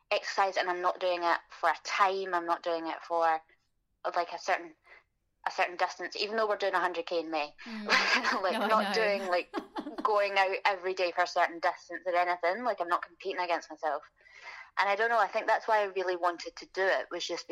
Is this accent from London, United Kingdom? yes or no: no; Glasgow, Scotland, United Kingdom; born or raised there